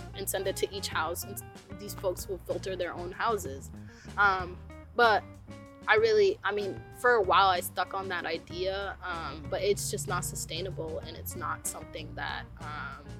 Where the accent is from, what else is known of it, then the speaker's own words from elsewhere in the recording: South Sudan; now in Portland, United States; I'm Nuer, I'm from the Nuer tribe of South Sudan